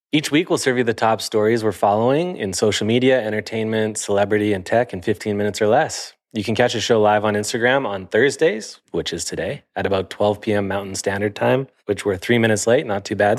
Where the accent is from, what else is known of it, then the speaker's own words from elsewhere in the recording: Sarnia, Ontario, Canada; moved away; I'm from Sarnia, Ontario